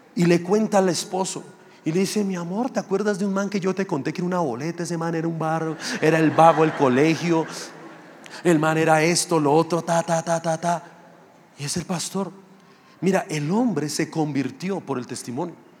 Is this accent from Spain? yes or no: no; Funza, Cundinamarca, Colombia; also born or lived in Mosquera; Yo soy realmente de Funza, que es un municipio ahí pegado a Mosquera. Yo me crié allá, estudié allá, tuve mis amigos allá.